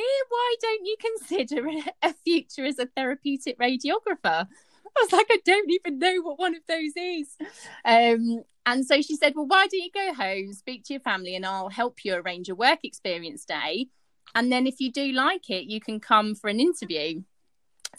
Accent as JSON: {"language": "English", "town": "Henley-on-Thames", "region": "South East England", "country": "United Kingdom", "also_born_or_lived": "Sheffield", "moved": "as an adult", "said": "I've just moved lock, stock and barrel. Up to Sheffield. I come from Henley-on-Thames"}